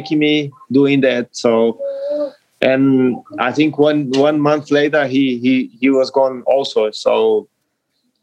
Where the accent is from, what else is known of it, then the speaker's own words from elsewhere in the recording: Caxias do Sul, Rio Grande do Sul, Brazil; English is a second language; moved away as an adult; also born or lived in Melbourne, Australia / Wellington, New Zealand; Juventude here, my hometown